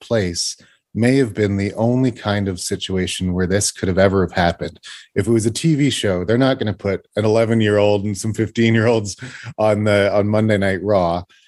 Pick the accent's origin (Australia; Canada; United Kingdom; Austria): Canada; I'm a Canadian boy